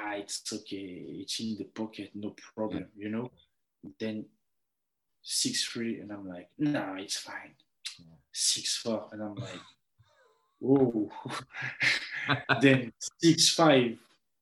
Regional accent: Paris, Île-de-France, France; moved away; we're from Paris

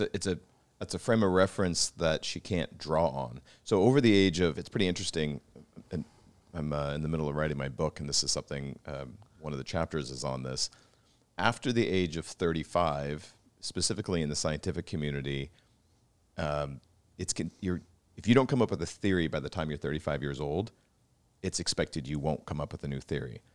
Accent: Pacific Northwest, outside of Seattle, Washington, United States; I grew up in the Pacific Northwest in a sister city to Vancouver outside of Seattle

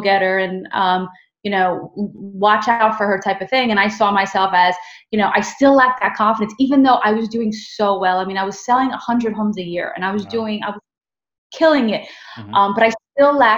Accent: New York City, New York, United States; I'm just a girl from the Bronx

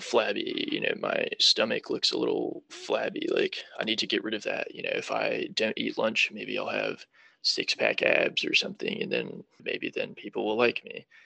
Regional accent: Charlotte, North Carolina, United States; also born or lived in New Hampshire; So, I was born in New Hampshire but I moved down to North Carolina and have been living in the Charlotte area ever since I was four.

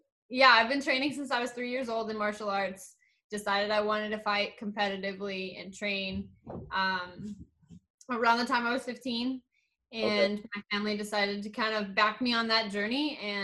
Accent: Colorado, United States; moved away as an adult; now in Milwaukee, United States; I was born and raised in Colorado. I moved to Wisconsin, I believe, November of last year. Not last year, the year before. So 2019, I think.

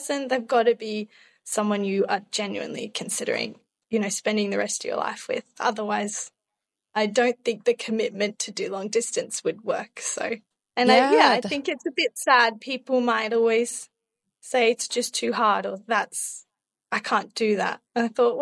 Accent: Australia; accent: Australian; moved away as an adult; now in Coimbra, Portugal; I am Australian, but I have moved to Europe. So I'm currently living in Portugal

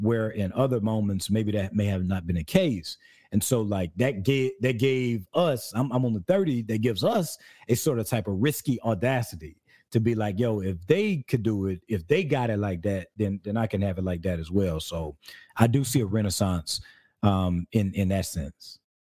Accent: South Carolina, United States; also born or lived in California; now in Georgia, United States; I'm from South Carolina

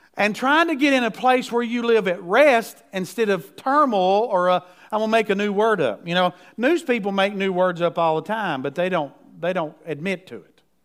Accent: United States

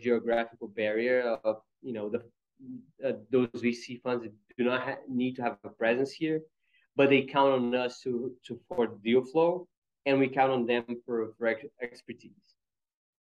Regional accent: Rio de Janeiro, Brazil; also born or lived in Pittsburgh / Chicago; now in São Paulo, Brazil; I'm from Rio myself

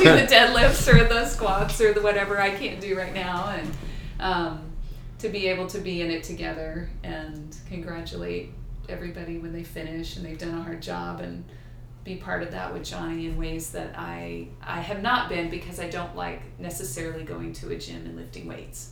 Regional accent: Houston, Texas, United States; moved away as an adult; I'm from Houston, and back then the high school I went to had Chinese

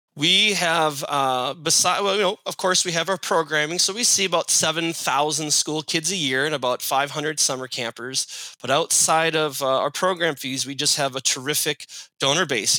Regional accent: White Bear Lake, Minnesota, United States; I grew up in White Bear, which holds the record for most state title appearances without a win

